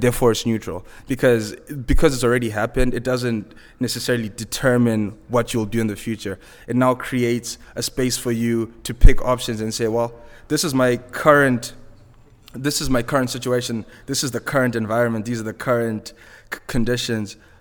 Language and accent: English; Zimbabwe; accent: Zimbabwean; moved away as an adult; also born or lived in Vancouver, Canada; my accent is Zimbabwean. I grew up, uh, I was born and raised in Zimbabwe